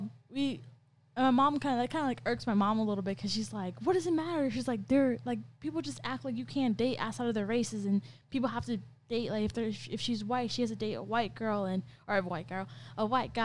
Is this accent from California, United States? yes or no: yes; California, United States; now in Ohio, United States; I come from California